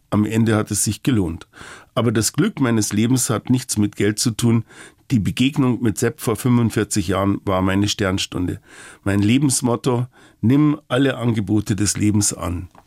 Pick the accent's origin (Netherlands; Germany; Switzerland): Germany; Ingolstadt, Bavaria; now in Munich, Germany; Dass ich einmal einen Mann heiraten und frei leben kann, konnte ich mir als Jugendlicher in Ingolstadt nicht vorstellen. Damals fühlte ich mich allein und unverstanden. Erst der Umzug nach München hat mich gerettet.